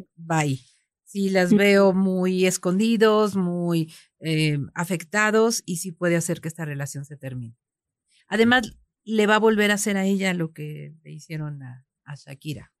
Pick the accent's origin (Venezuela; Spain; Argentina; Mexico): Mexico